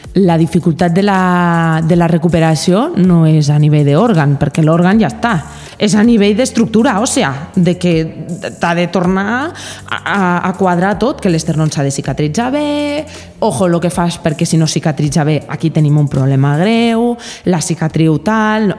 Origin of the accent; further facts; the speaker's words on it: Andorra; I jo sóc andorrana